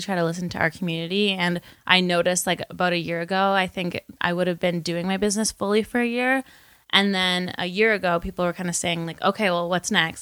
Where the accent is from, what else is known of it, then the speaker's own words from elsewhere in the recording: Windsor, Ontario, Canada; moved away as an adult; now in Toronto, Canada; I am from Windsor originally, and I moved to Toronto to go to Ryerson University